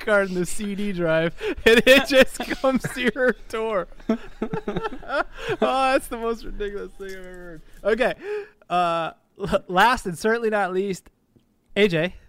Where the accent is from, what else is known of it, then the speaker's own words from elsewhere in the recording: Australia; Secondly, though, as an Australian, like you're in a completely different like mindset, right?